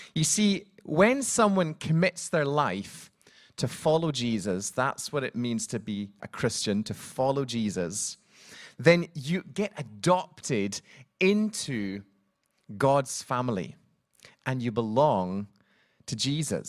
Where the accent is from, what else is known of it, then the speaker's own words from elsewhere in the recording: Scotland, United Kingdom; now in Cardiff, United Kingdom; I'm from Scotland